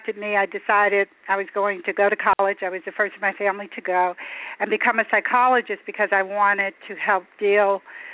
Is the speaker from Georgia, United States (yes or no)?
no; Chester, Pennsylvania, United States; I grew up in Chester, Pennsylvania, which was poor and black when I was growing up